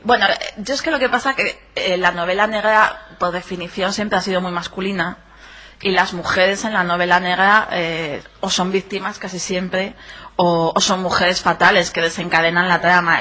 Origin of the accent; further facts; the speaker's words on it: Ferrol, Galicia, Spain; yo, mm, viví, crecí, estudié aquí en Ferrol